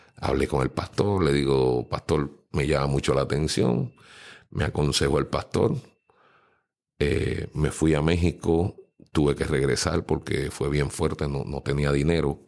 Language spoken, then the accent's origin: Spanish; San Juan, Puerto Rico; now in Dorado, Puerto Rico; nací en Puerta de Tierra, San Juan, detrás del Capitolio. Ahí viví unos años sumamente felices con mi abuelo, mi abuela, mi madre y mi tía